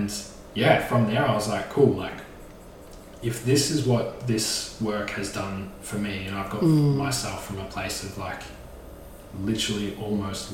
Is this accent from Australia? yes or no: yes; Maffra, Victoria, Australia; born or raised there